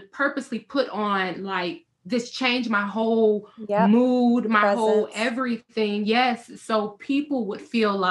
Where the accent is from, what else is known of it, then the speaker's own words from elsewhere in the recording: Chicago, Illinois, United States; I grew up in Chicago, and during grad school, I went to school downtown in Chicago